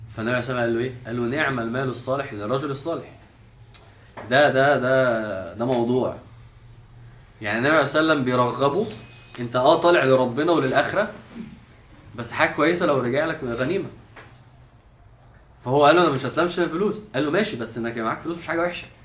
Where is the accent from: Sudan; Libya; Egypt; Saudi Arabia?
Egypt; انا فعلا من الحاجات اللي بشوف احنا كمصريين فعلا في كميه كرياتيفيتي في في الفكاهه والميمز فظيعه